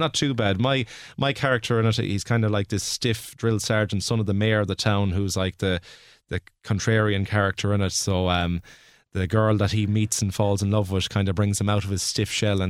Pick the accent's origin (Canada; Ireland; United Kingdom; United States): Ireland; Mayo, Connacht; moved away; I'm from Mayo